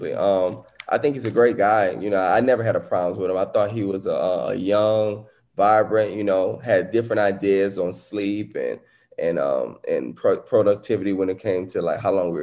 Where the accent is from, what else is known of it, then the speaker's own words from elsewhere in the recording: New Orleans, Louisiana, United States; I grew up in New Orleans, so I'm a New Orleans fan